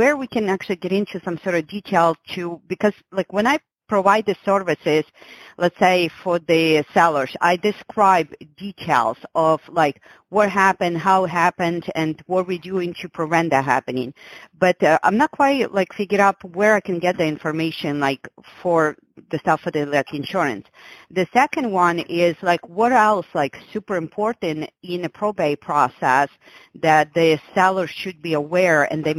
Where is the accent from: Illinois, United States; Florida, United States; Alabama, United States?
Florida, United States; by the way, I am from Florida, just so you know.